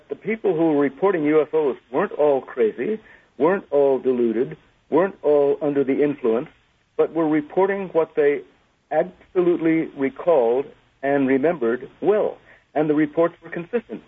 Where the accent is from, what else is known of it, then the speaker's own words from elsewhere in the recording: United States; I am an American, a dual national